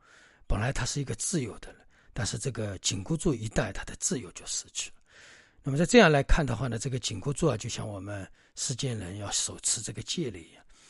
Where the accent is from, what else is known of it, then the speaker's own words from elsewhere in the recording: China; 所以呢，我们中国人自古传承当中都有龙的传人。那么当然，这个里面我们中国人自然有龙的精神、龙的法力、龙的本事在里面，所以把它称为龙的传人。